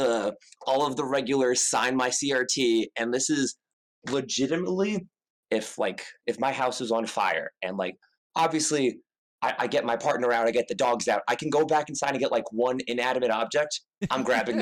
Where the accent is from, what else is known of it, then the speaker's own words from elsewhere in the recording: New York, United States; moved away; I'm from New York originally.